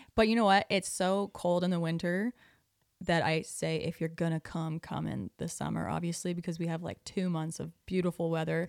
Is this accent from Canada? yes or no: yes; Prince Edward Island, Canada; moved away; I'm from Prince Edward Island, which is a very small island